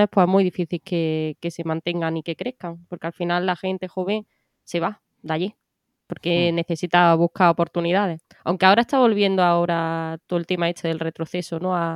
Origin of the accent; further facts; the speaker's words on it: Loja, Andalusia, Spain; also born or lived in Granada; vivo en Loja porque vivo muy bien